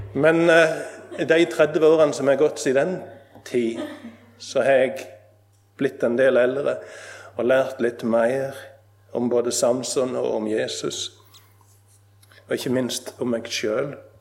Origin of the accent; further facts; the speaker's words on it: Nesvåg, Rogaland, Norway; Jeg satt på grendehuset hjemme på Nesvåg